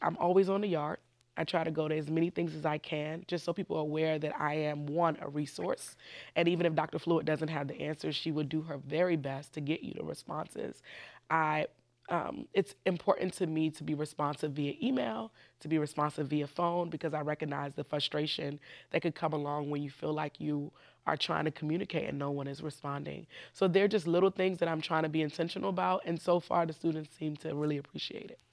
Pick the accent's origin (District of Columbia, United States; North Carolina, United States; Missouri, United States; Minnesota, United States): District of Columbia, United States; Washington; I was born right here in Washington, D C. So I'm technically also a, a native Washingtonian.